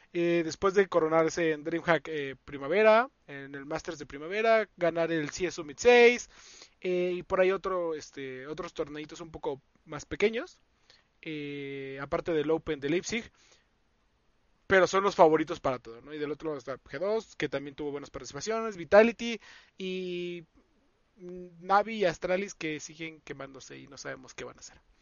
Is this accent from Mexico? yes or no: yes; Mexico